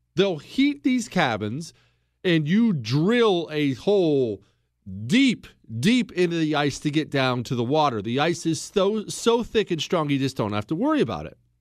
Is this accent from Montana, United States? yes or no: yes; Montana, United States; I grew up in Montana.